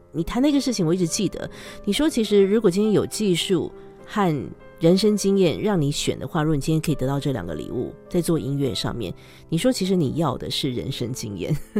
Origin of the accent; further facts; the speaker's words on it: Taiwan; 我是台湾人，但我台语也不好